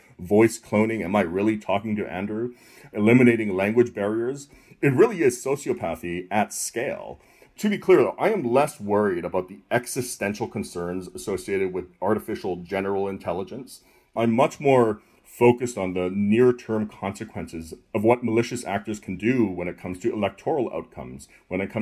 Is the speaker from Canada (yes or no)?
yes; Canada; moved away; I'm originally from Canada